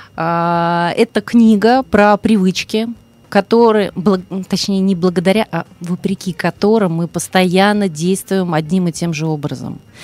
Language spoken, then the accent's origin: Russian; Ryazan, Ryazan Oblast, Russia; я родилась в Рязани